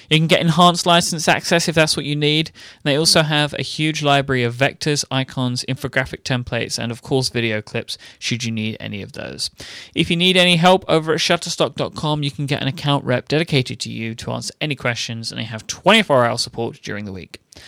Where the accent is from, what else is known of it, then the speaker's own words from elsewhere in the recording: England, United Kingdom; I'm an Englishman.